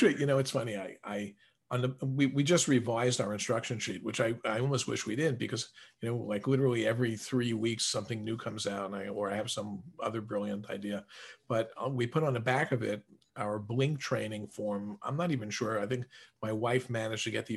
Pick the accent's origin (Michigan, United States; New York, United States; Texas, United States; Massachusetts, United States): New York, United States; New York City; I grew up in New York City